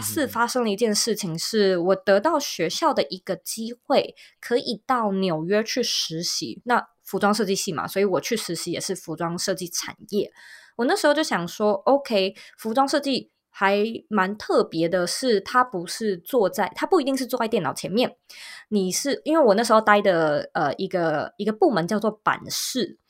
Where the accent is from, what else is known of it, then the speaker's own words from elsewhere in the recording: Taipei, Taiwan; 其实我一直以来都是在台湾的台北土生土长长大的，的人